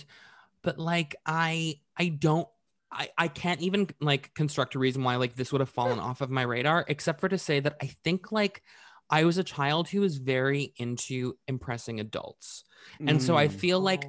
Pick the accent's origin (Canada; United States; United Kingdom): Canada; I am from Canada